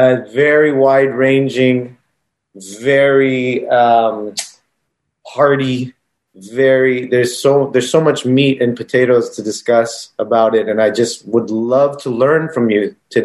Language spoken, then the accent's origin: English; United States; I'm American.